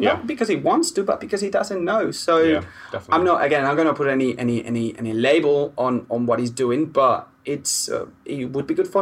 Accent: Spain; now in United Kingdom; I'm Spanish

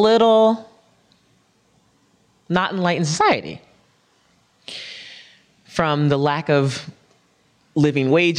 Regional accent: New York City, New York, United States; I'm a New Yorker

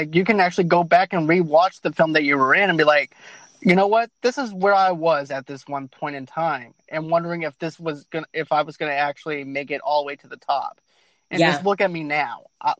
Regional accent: Boston, Massachusetts, United States; moved away; I'm actually originally from East Boston, from the east part okay. of Massachusetts.

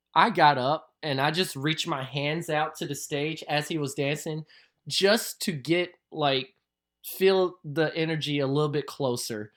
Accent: Louisville, Kentucky, United States; accent: southern; born and raised in Louisville, Kentucky

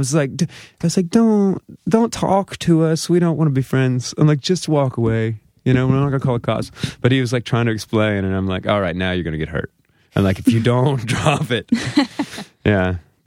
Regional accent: Memphis, Tennessee, United States; now in Brooklyn, United States; first moved to Brooklyn, I lived here in 2003, the blizzard winter, 2004. And, I had been here, and I'm from Memphis

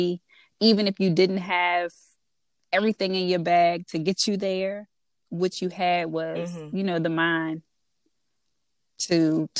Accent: DMV, United States; accent: DMV; my DMV accent, which I get all the time

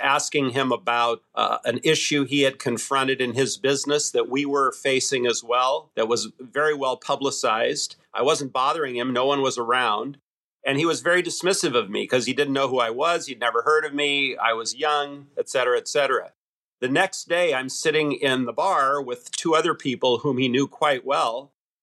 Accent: Seattle, Washington, United States; I grew up in Seattle. I was the first U.S. citizen in my family

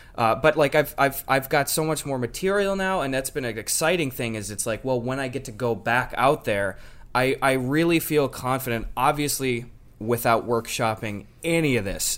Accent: Wisconsin, United States; I'm a boy from Wisconsin

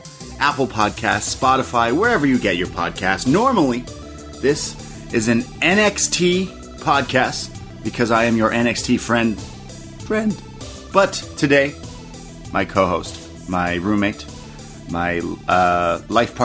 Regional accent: Canada; I am a Canadian

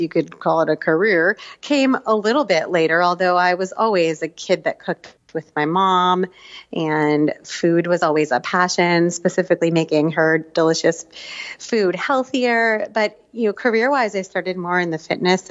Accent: New Jersey, United States; also born or lived in Israel / Asia; now in New York, United States; I grew up in New Jersey / a little bit in Israel later on. We've spent the last 15 years living in Asia.

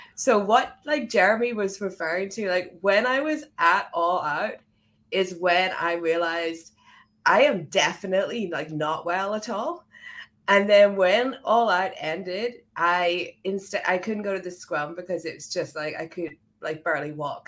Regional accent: Ireland; now in United Kingdom; I'm from, I'm from Ireland. I live in the U K

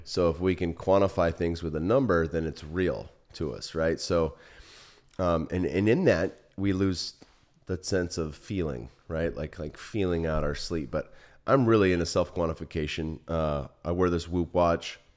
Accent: Silicon Valley, California, United States; now in Austin, United States; I grew up in the Silicon Valley

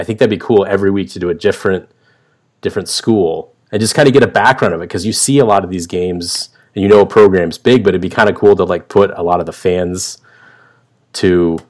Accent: West Coast, United States; now in US East Coast; I came from the West Coast where it was all Pac-12 I got to see a lot of. And now that I moved to the East Coast

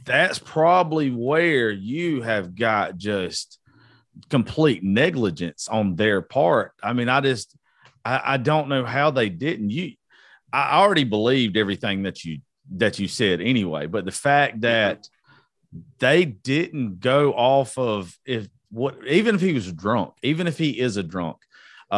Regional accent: Georgia, United States; I'm from Georgia

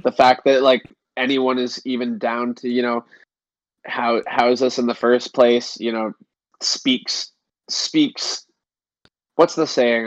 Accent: Canada; in Canada, our gas stations are not as cool as American gas stations

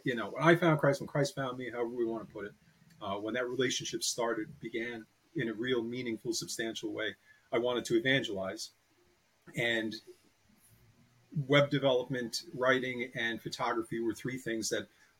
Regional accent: Piermont, New York, United States; I'm from New York. I was born in Piermont, New York, which is just about 14 miles north of Manhattan

